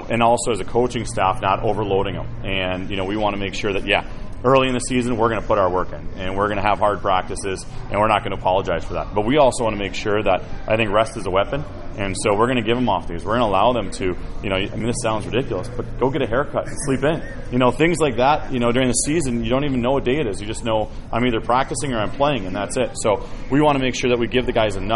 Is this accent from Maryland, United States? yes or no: no; Milwaukee, Wisconsin, United States; now in Indianapolis, United States; I'm from Milwaukee